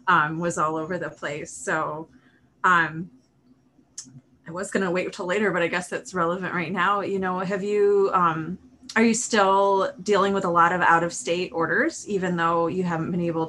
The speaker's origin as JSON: {"language": "English", "region": "Michigan", "country": "United States", "said": "but we're from Michigan"}